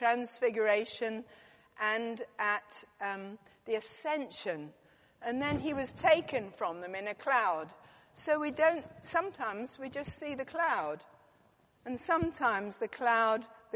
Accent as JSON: {"language": "English", "country": "United Kingdom", "said": "I'm very British."}